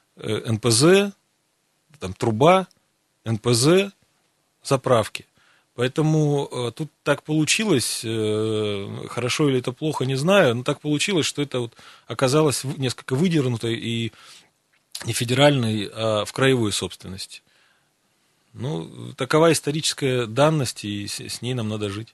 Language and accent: Russian; Siberia, Russia; Мы сибиряки